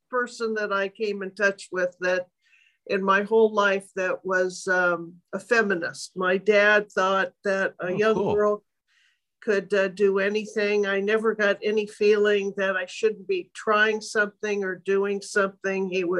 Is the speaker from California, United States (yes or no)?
yes; Los Angeles, California, United States; also born or lived in Kansas City; I was born in Kansas City, one of three children, the baby. And my father was in dental school back there. And I'm very thankful that when I was 6 months old, he decided to move, like a lot of East Coasters do, out with his young family out to California, and bought a house eventually in Brentwood.